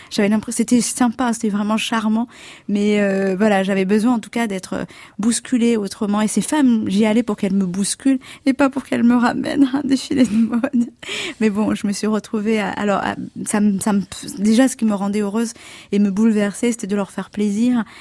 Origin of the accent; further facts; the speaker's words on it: Comoros; moved away; je suis née aux Comores